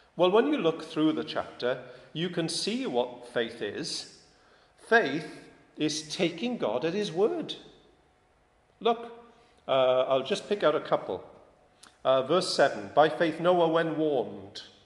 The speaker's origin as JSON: {"language": "English", "country": "United Kingdom", "said": "I'm British"}